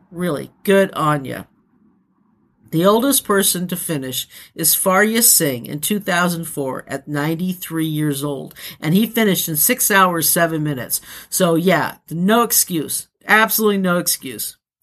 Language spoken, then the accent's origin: English; United States; my fellow Americans